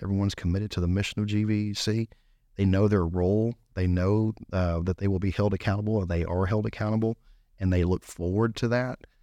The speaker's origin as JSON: {"language": "English", "town": "Gonzales", "region": "Texas", "country": "United States", "tie": "born or raised there", "also_born_or_lived": "Belmont, Texas", "said": "I grew up here in Gonzales my en-, you know, or in Gonzales my entire life"}